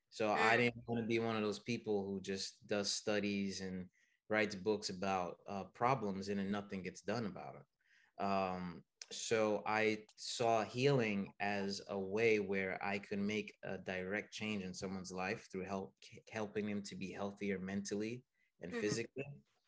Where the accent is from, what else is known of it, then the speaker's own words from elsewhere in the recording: United States; also born or lived in Haiti / Canada; No, I was born and raised in here, here in the United States.